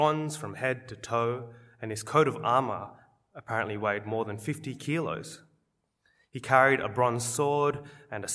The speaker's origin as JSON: {"language": "English", "town": "Wollongong", "region": "New South Wales", "country": "Australia", "tie": "born or raised there", "said": "growing up in Wollongong, we used to go as a school to cheer on the Wollongong Hawks, our local basketball team"}